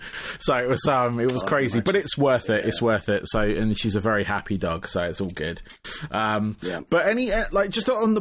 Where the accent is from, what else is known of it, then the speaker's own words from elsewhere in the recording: England, United Kingdom; moved away as an adult; also born or lived in United States; I moved away from England and then you come back